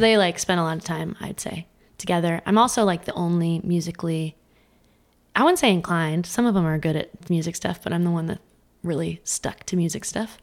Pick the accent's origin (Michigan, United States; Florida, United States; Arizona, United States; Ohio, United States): Arizona, United States; Scottsdale; I grew up, like, east, east Scottsdale